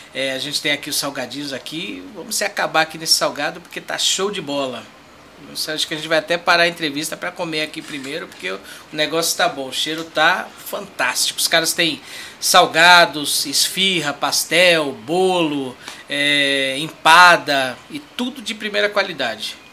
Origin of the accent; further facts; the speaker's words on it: São Paulo, Brazil; Eu nasci aqui, mas os meus pais são de Pernambuco